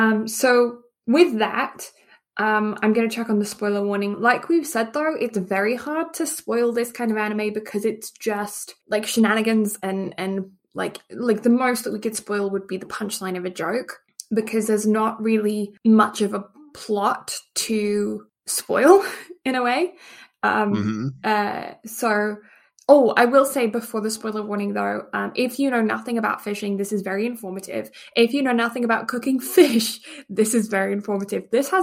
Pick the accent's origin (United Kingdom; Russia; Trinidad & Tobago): United Kingdom; England; And the fact that I grew up in England, do you think I would have quite a palate for fish?